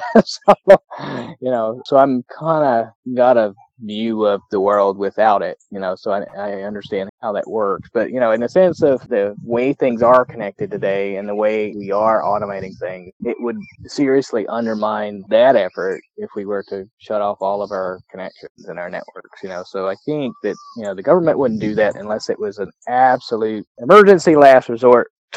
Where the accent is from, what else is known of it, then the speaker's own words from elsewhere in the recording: Kentucky, United States; I grew up on bluegrass. I grew up in Kentucky